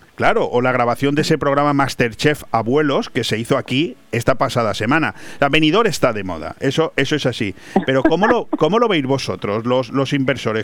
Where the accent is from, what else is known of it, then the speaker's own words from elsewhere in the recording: Spain; los españoles somos muy dados a matarnos entre nosotros mismos